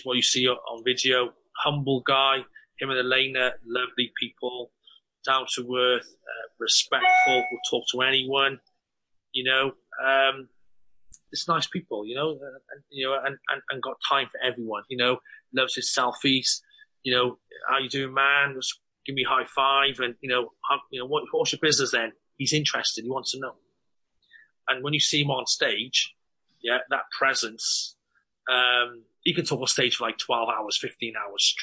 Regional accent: Cardiff, Wales, United Kingdom; We're from Cardiff

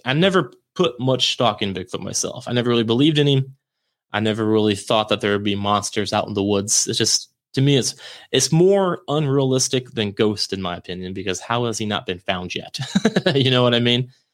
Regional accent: St. Marys, Ohio, United States; moved away; I can finally get back up in my hometown

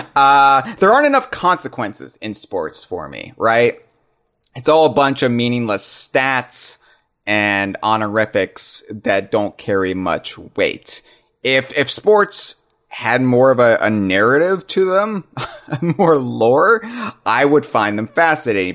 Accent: United States; I'm an American in the United States

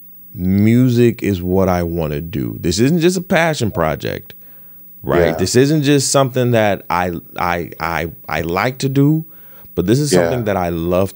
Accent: Detroit, Michigan, United States; moved away as an adult; now in New York, United States; I grew up in Detroit, so you know music is fabricated in my blood

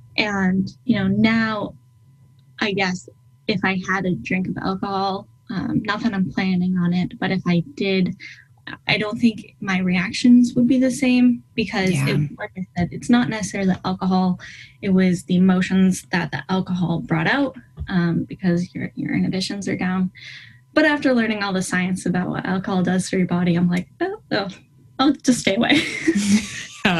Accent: East Coast, United States; because I'm from the East Coast at sea level and Denver's Mile High City, right?

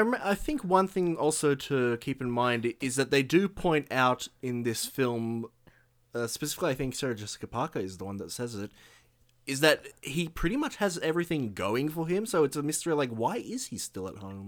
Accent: Australia

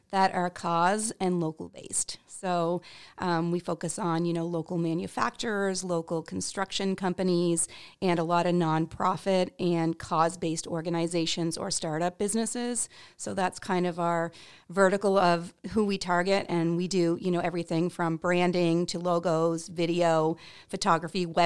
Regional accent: Canada; moved away as an adult; now in Portland, United States; I'm actually an immigrant, so I came here from Canada to work for um, a startup agency in Portland, Maine.

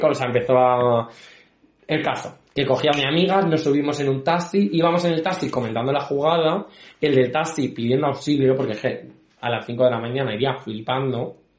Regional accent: Spain; Yo soy español

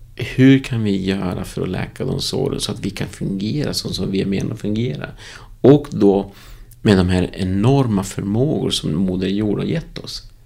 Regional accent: Uruguay; Swedish is a second language; also born or lived in Moheda, Sweden / Stockholm, Sweden; now in Västerås, Sweden; där jag är född Uruguay

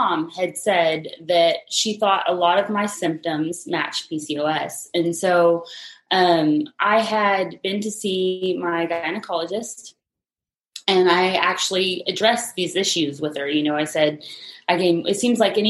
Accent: Texas Panhandle, United States; moved away as an adult; now in San Antonio, United States; I'm originally from the Texas Panhandle, but I've been in San Antonio for about 8 years.

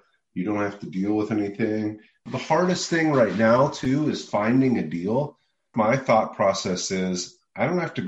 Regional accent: Louisville, Kentucky, United States; now in Austin, United States; investing in Louisville, where I'm from. I'm from Louisville, Kentucky

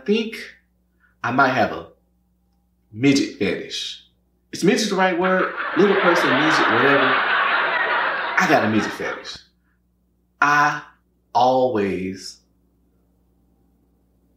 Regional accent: Louisiana, United States; moved away as an adult; now in Dallas, United States; I'm originally from Louisiana

